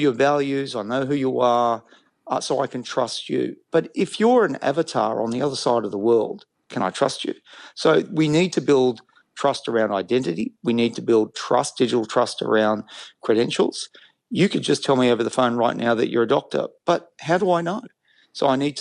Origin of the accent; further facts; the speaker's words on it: Australia; I'm an Australian.